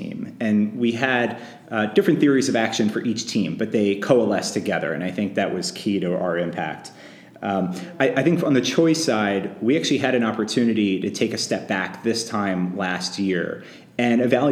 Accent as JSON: {"language": "English", "area": "Long Island", "region": "New York", "country": "United States", "tie": "born or raised there", "also_born_or_lived": "Chicago", "moved": "yes", "lives_now": "Denver, United States", "said": "I grew up on Long Island, just outside New York City"}